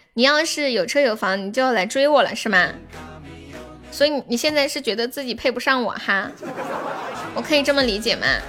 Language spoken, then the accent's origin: Chinese; Tianjin, China; 你听得出来我说话有天津口音吗